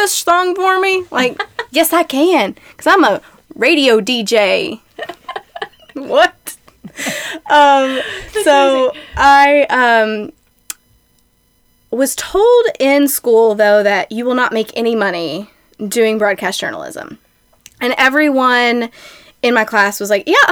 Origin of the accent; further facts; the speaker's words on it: Shelbyville, Kentucky, United States; also born or lived in Lexington; I grew up in Shelbyville and then went to Western Kentucky University